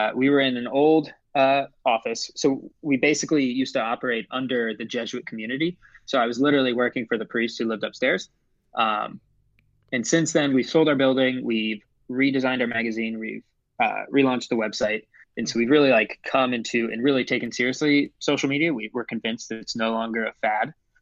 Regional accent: Ohio, United States; moved away as an adult; also born or lived in Chicago; I grew up in Ohio, but went to college at Loyola Chicago

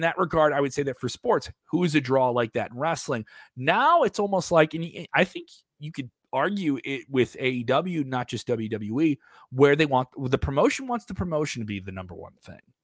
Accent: Chicago, Illinois, United States; I'm from Chicago

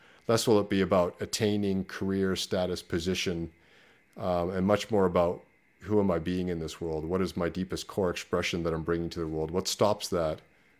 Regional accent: Canada; No, Canada. I'm Canadian, so I came from Canada.

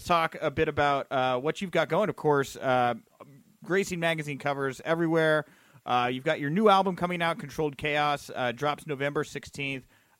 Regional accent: the South, United States; I'm from the South. They say words weird.

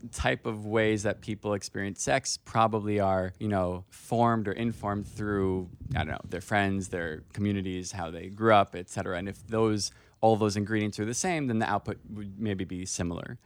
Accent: Miami Beach, Florida, United States; I'm from Miami Beach, Florida, so mm-hmm. the community that I grew up in was like pretty religious

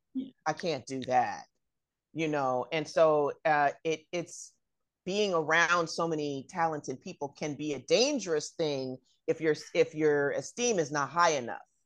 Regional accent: Bay Area, California, United States; I'm from the Bay Area

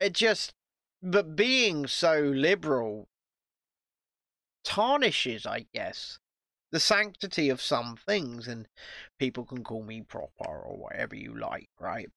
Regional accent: United Kingdom

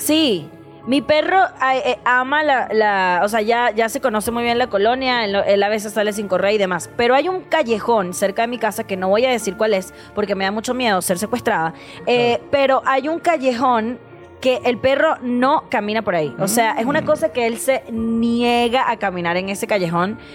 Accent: Venezuela; now in Mexico City, Mexico; soy venezolana

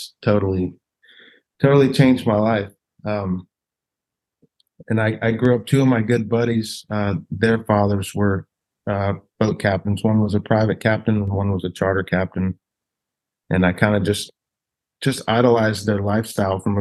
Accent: Pensacola, Florida, United States; also born or lived in California; grew up in Pensacola

